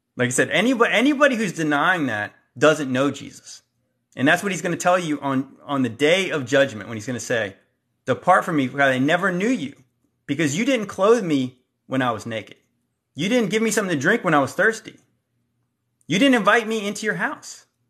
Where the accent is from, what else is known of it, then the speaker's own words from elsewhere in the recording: Hampton Roads, Virginia, United States; I'm from the Hampton Roads area. I live around here.